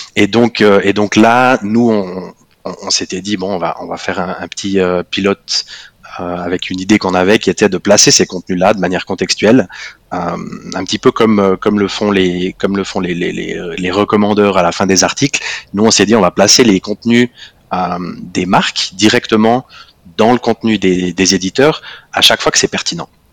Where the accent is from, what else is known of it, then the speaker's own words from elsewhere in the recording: Fribourg, Switzerland; first language French; moved away as an adult; now in Zurich, Switzerland; je suis, euh, je suis fribourgeois, euh, je pense comme tout fribourgeois fier de l'être, euh, expatrié à Zurich